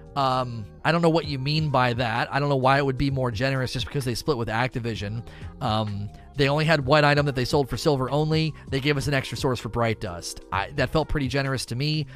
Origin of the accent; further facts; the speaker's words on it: Canton, Ohio, United States; now in Kentucky, United States; I was born and raised in Canton, Ohio